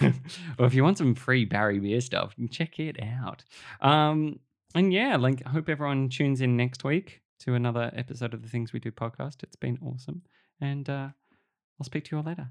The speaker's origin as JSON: {"language": "English", "country": "Australia"}